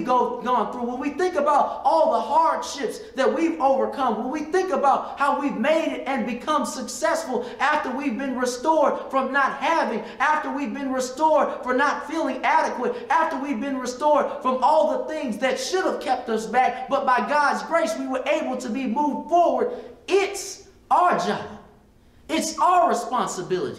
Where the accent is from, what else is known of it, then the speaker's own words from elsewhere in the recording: Stone Mountain, Georgia, United States; I just came from a little black school, and I came from a little black high school